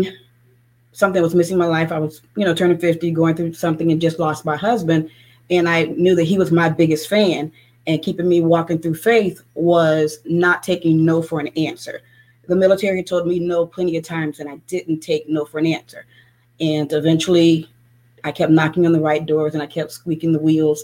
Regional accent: Tampa, Florida, United States; I'm from Tampa, Florida

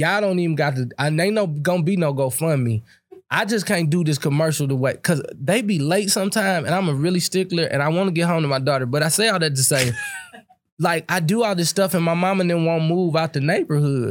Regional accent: Berkeley, Missouri, United States; I grew up in Berkeley, Missouri, where the median income was seventeen thousand dollars

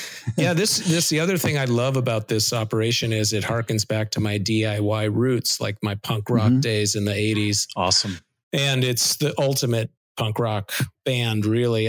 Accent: Seattle, Washington, United States; growing up in Seattle

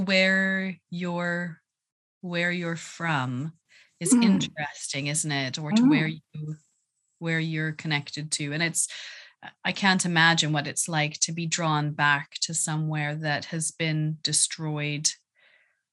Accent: Canada; moved away as an adult; now in England; I've lived in England for most of my adult life, definitely not as long as I've lived in Canada, but I very much identify as a Canadian

